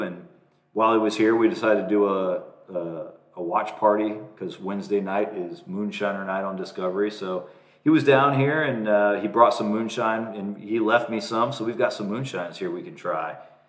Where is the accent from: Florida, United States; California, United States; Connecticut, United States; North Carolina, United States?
Florida, United States; Apollo Beach; I grew up in Apollo Beach, Florida, which is right next door to Gibsonton, Florida, which is like Kearney Town, USA.